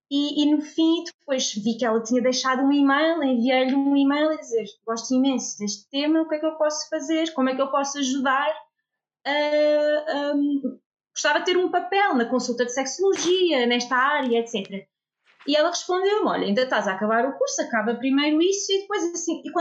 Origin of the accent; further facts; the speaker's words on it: Lisbon, Portugal; eu sou psicóloga clínica, sou de Lisboa, fiz a minha formação inicial eh, na Universidade de Lisboa